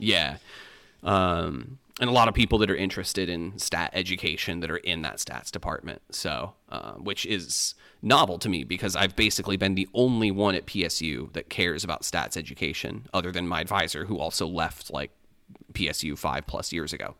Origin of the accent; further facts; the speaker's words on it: Michigan, United States; moved away as an adult; now in Illinois, United States; growing up in Michigan